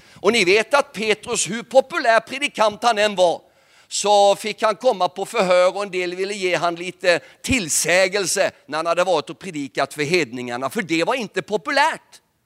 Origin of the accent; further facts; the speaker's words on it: Nybro, Kalmar County, Sweden; jag är själv uppvuxen i Pingstkyrkan i Nybo